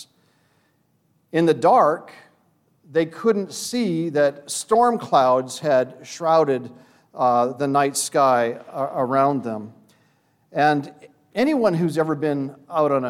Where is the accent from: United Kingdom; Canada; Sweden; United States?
Canada; Vancouver, British Columbia; I grew up in Vancouver, British Columbia.